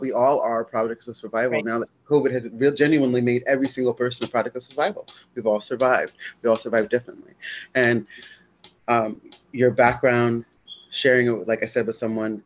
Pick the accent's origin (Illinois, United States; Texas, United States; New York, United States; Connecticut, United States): Connecticut, United States; New Haven; I'm from New Hampden and New Haven everywhere, you know, because I've kind of lived a little bit of all the areas